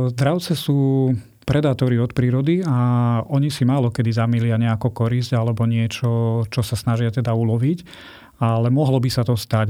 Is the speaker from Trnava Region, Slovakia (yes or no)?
no; Bojnice, Trenčín Region, Slovakia; moji rodičia, ako som sa narodil, pracovali v zoologickej záhrade v Bojniciach